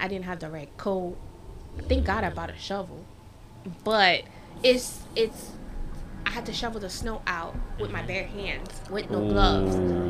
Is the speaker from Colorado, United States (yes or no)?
no; Florida, United States; And they all knew I was from Florida.